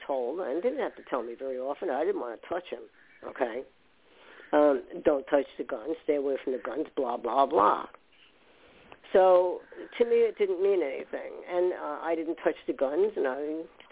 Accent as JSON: {"language": "English", "region": "New York", "country": "United States", "tie": "born or raised there", "also_born_or_lived": "Westwood, New Jersey", "said": "I was born in New York"}